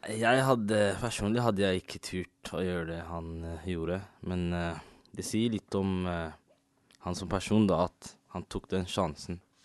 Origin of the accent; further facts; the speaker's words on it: Norway; jeg er ikke fra Marokko, jeg er fra Norge